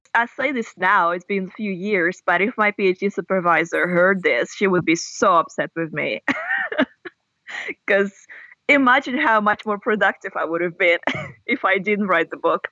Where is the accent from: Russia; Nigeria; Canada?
Russia; first language Russian; English is a second language; moved away as an adult; also born or lived in Australia / United States; I was born and grew up in Russia, and uh, Russian is my native language.